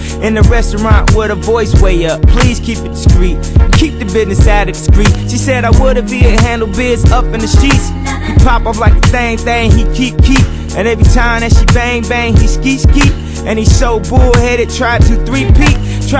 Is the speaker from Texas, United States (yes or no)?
no; Detroit, Michigan, United States; Yeah, I'm from Detroit, man, shit.